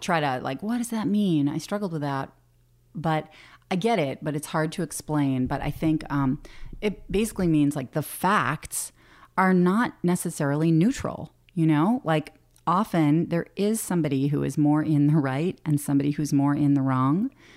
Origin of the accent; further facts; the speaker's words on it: Boston, Massachusetts, United States; moved away as an adult; now in Alaska, United States; I grew up in Boston